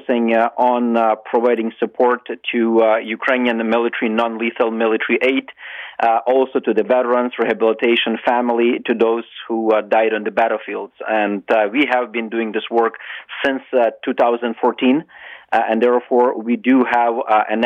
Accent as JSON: {"language": "English", "country": "Canada", "said": "I'm as a Canadian retired military officer"}